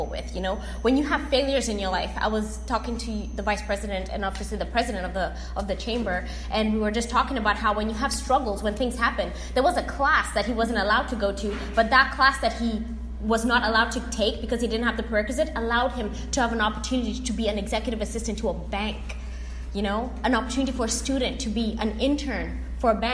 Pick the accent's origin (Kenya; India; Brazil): Kenya; moved away as an adult; also born or lived in Corpus Christi, Texas; now in Texas, United States; coming from Kenya as a Kenyan child, learning how to play golf, and then getting a golf scholarship at A&M Corpus Christi